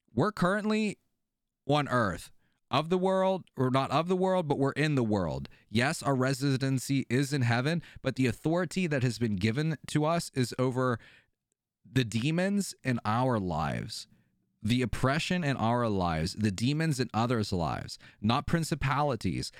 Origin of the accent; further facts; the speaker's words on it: Pennsylvania, United States; I'm from Pennsylvania.